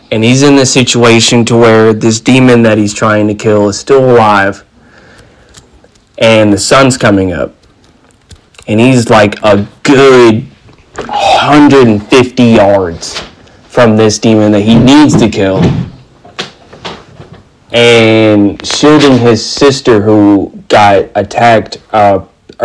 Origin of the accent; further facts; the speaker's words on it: United States; I am an American